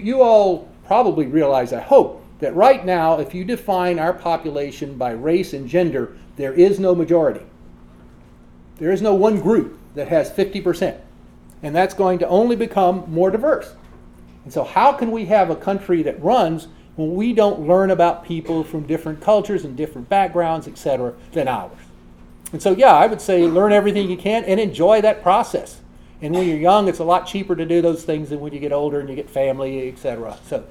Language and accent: English; the South, United States; I grew up in the South, where segregation was legal when I was young.